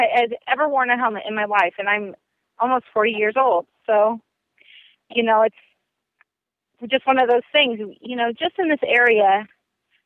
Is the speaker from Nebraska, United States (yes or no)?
yes; South Central Nebraska, United States; I grew up in South Central Nebraska, and basically in that area, people just don't wear helmets.